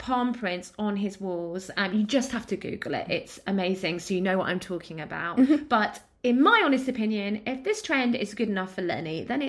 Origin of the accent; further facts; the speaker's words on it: East of England, United Kingdom; What I'm from Essex.